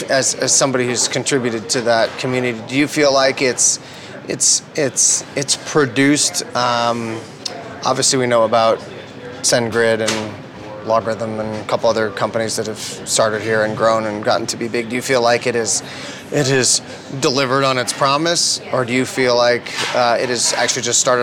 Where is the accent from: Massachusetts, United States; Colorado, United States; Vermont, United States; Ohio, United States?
Colorado, United States; Denver; We grew up in the Denver sort of scene